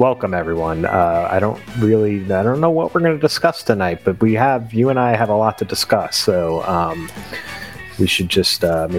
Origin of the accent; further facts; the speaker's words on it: New York, United States; growing up as a New Yorker